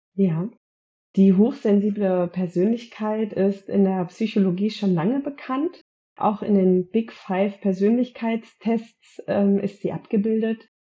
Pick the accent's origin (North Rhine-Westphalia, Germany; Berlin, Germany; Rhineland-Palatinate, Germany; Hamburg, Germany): North Rhine-Westphalia, Germany; Gütersloh; Ich komme aus Gütersloh